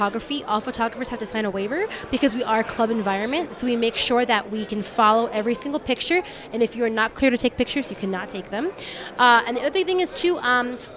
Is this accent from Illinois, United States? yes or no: no; Southern California, United States; moved away as an adult; now in Denver, United States; I'm originally from Southern California